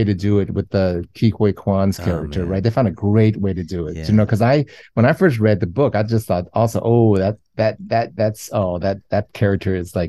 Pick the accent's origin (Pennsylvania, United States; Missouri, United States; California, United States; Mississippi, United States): California, United States; now in New York City, United States; I'm more intense than I was when I was just from California. And I'm way more relaxed than a lot of New Yorkers I know.